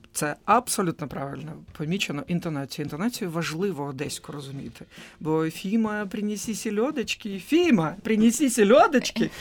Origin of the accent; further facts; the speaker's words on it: Odesa, Odesa Oblast, Ukraine; moved away; як для мешканця Одеси, який зростав в Одесі